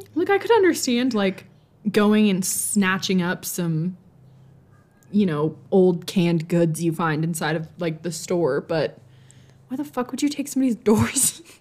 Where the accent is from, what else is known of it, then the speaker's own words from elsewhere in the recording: Montana, United States; we are both from Montana and currently reside in Montana